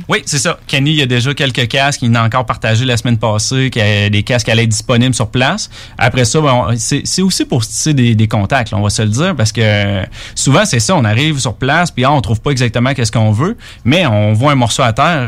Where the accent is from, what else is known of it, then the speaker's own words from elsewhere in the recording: Quebec City, Quebec, Canada; moi, je suis de Québec